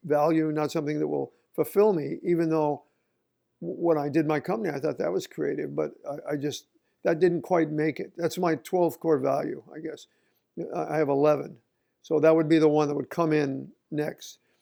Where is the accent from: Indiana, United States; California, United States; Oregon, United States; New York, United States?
Oregon, United States; moved away as an adult; I grew up in Oregon